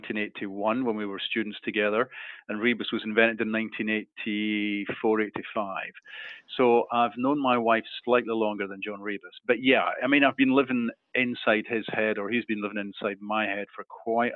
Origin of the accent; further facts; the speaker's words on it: Edinburgh, Scotland, United Kingdom; my hometown, Edinburgh